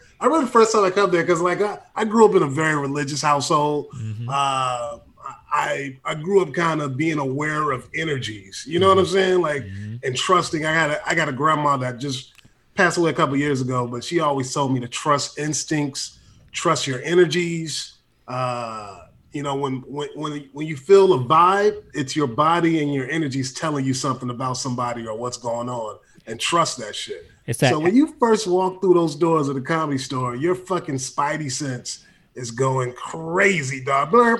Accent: San Francisco, California, United States; I'm from San Francisco and whatnot.

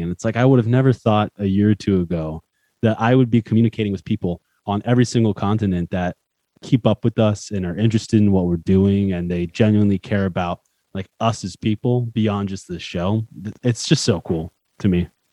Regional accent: United States; I'm American

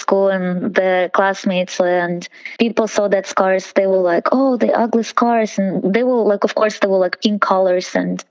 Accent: Russia; It was like some people were nice, like in every country, but for me and my sister, it was a little bit harder.

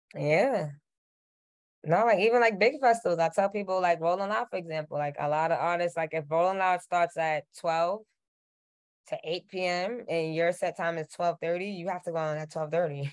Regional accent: New York City, New York, United States; I'm from Queens

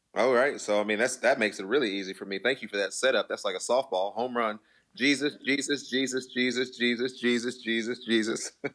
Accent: Temple, Texas, United States; I'm from Temple.

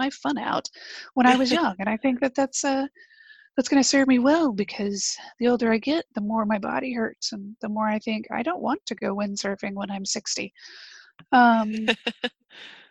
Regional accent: Texas, United States; also born or lived in North Carolina / central New Jersey; now in New Jersey, United States; I grew up in Texas

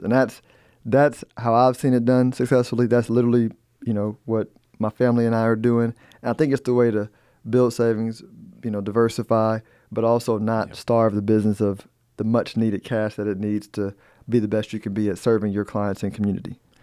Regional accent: United States; I'm an American

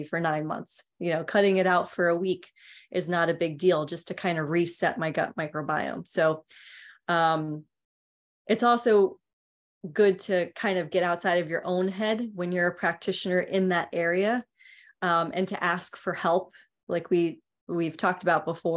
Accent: New York City, New York, United States; I grew up in New York City.

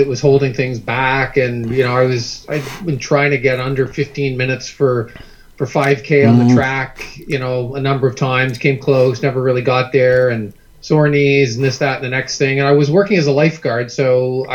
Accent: Canada; most Canadian kids who grew up in the late 60s and the 70s

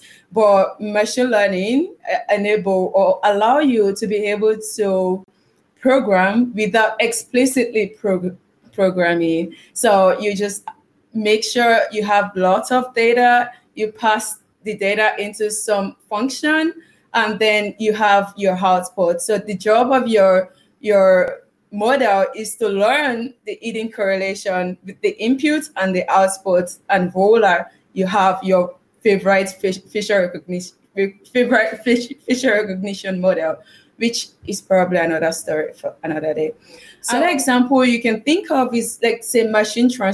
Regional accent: Nigeria; accent: Nigerian; I'm Nigerian because I speak like a Nigerian

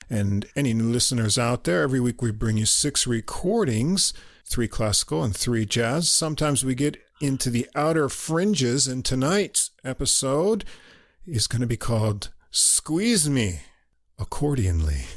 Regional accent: New York, United States; accent: New York; moved away as an adult; now in Japan; I'm not from New York City anyway, just from New York State, so no one's gonna peg me as a New Yorker

